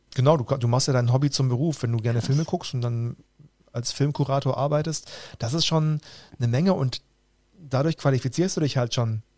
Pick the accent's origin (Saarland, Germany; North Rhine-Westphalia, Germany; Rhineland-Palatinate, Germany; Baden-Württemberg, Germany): Baden-Württemberg, Germany; Roland Emmerich's hometown; aus meiner Heimatstadt